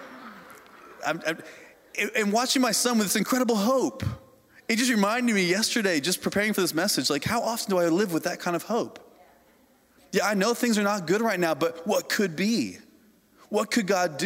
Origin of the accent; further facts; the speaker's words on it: Indiana, United States; I grew up in Indiana on a farm, and my family raised hogs